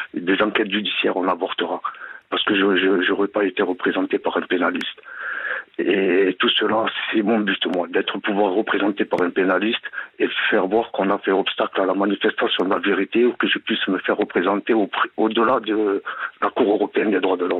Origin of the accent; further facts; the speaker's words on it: Gard, Occitania, France; now in Aquitaine, France; Je vous appelle euh, de la région d'Aquitaine. Je suis originaire du Gard